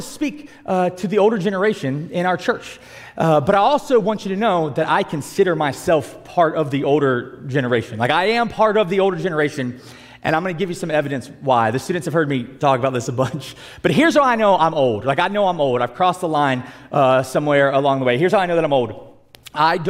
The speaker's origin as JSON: {"language": "English", "region": "South Georgia", "country": "United States", "tie": "born or raised there", "said": "I'm from South Georgia where it's just hot all the time"}